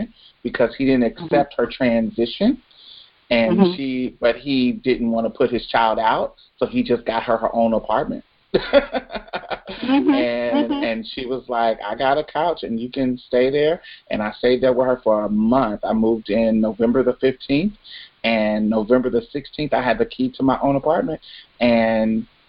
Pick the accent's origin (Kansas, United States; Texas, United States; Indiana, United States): Indiana, United States; Indianapolis; also born or lived in Jackson, Mississippi; now in Houston, United States; I'm originally from Indianapolis, but my mm-hmm. family is from Mississippi